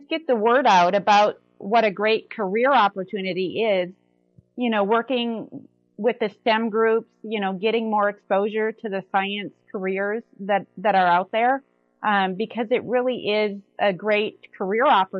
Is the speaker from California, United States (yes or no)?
no; eastern South Dakota, United States; moved away as an adult; also born or lived in Bismarck, North Dakota / Omaha, Nebraska / Virginia; now in Lee's Summit, United States; I grew up on a dairy farm up in eastern South Dakota